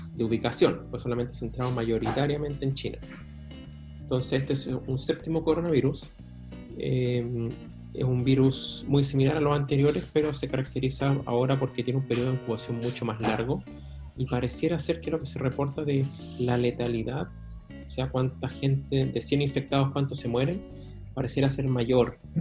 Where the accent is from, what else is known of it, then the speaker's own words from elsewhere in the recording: Chile; como chileno